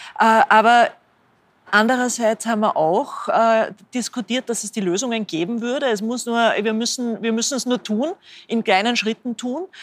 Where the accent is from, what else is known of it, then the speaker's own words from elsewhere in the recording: Linz, Upper Austria, Austria; ich bin selber aus Linz